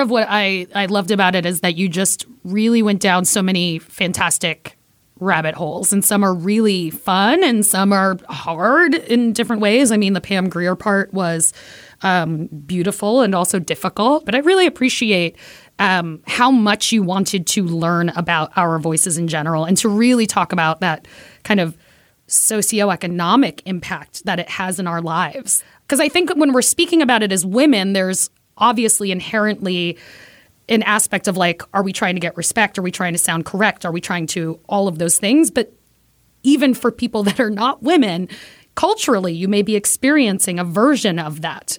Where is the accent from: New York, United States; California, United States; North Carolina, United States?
New York, United States; New York City; I am Puerto Rican from Brooklyn.